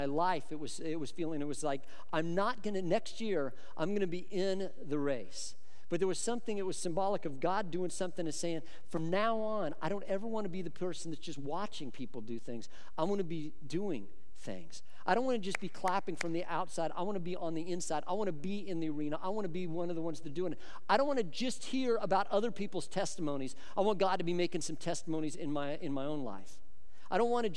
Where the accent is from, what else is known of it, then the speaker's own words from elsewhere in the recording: Boulder, Colorado, United States; I grew up in Colorado